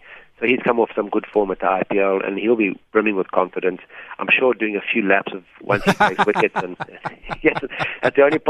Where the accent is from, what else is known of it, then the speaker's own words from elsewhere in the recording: South Africa; as South African players